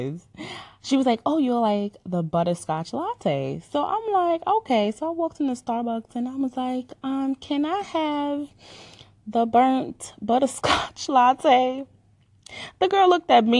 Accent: Jamaica; moved away; I was born and raised in the island of Jamaica. So sometimes when I speak, you're gonna hear my accent

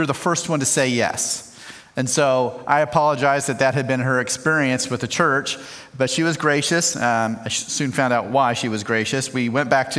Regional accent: central Illinois, United States; now in Colorado, United States; I grew up in the Midwest, just a little bit west of you guys in central Illinois. So I'm a Midwesterner

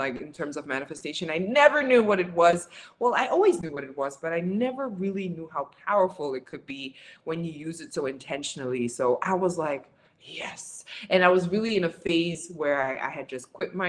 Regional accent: Windhoek, Khomas, Namibia; moved away; I'm from Windhoek, Namibia

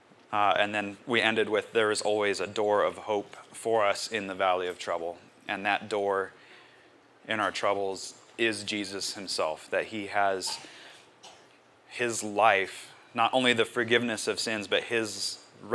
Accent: United States; I'm an American

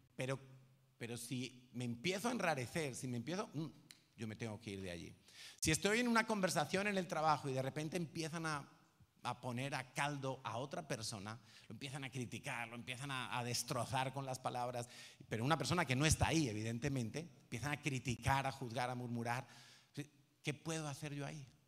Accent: Madrid, Community of Madrid, Spain; yo soy de Vallecas

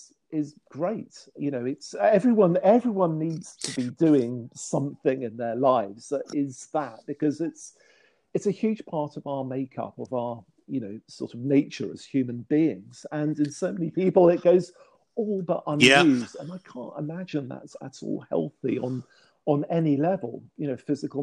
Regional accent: near Chartwell, Kent, South East England, United Kingdom; The Chartwell is not too far from where I grew up

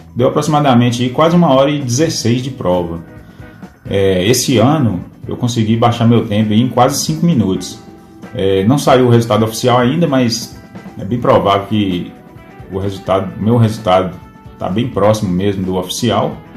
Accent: Pedra Azul, Minas Gerais, Brazil; sou da cidade de Pedra Azul, Minas Gerais.

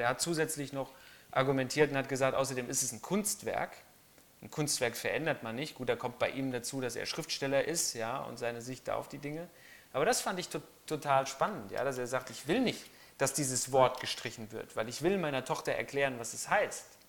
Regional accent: Germany; bei uns in Deutschland

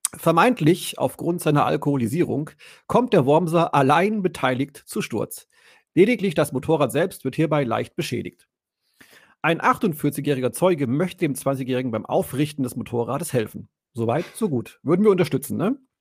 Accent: Allgäu, Germany; moved away; ich habe ja als Kind im Allgäu gewohnt

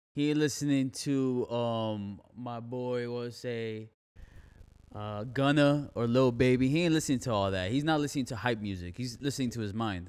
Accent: Miami, Florida, United States; now in Fort Myers, United States; I'm from Miami. I love Miami, but I can't live there again

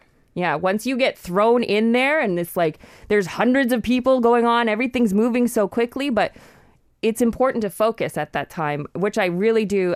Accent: Canada; I'm from Canada

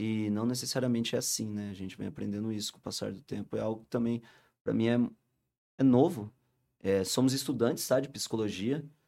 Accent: Rio Claro, São Paulo, Brazil; Nós somos de Rio Claro

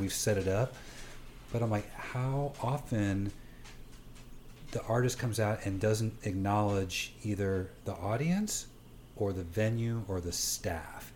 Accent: Johnson County, Kansas, United States; growing up in Johnson County

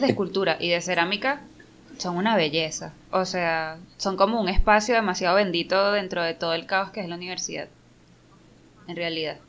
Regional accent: Caracas, Capital District, Venezuela; crecí ahí

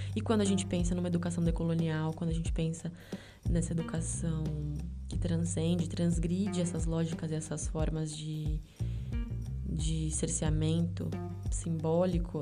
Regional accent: Brazil; first language Portuguese

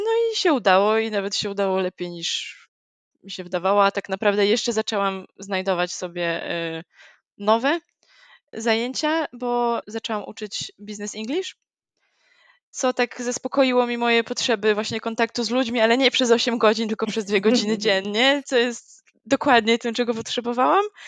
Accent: Gdańsk, Pomeranian Voivodeship, Poland; jestem z Gdańska

